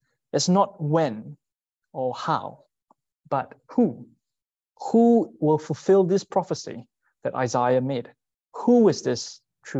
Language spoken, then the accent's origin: English; Singapore; moved away as an adult; I'm from Singapore.